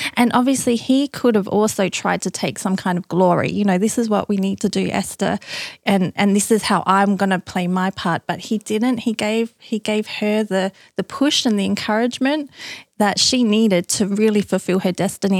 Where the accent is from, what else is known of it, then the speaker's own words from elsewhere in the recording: Australia; now in United States; being Australian, living in America